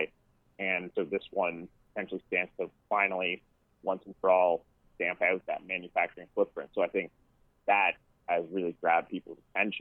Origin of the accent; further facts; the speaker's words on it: Oshawa, Ontario, Canada; I'm from Oshawa